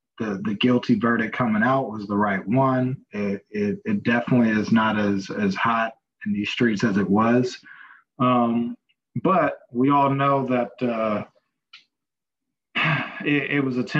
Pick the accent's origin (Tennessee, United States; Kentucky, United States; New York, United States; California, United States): California, United States; Oakland; now in Seattle, United States; So I'm from Oakland, but I currently reside in Seattle.